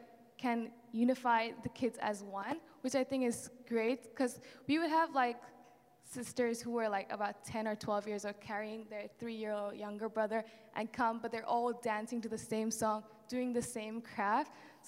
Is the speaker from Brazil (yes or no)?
no; India; also born or lived in South Korea; So I'm half Korean and half Indian. So that's my mom, my dad. And yeah, I was born in Korea, but then we moved to India because my parents' missionary work is there.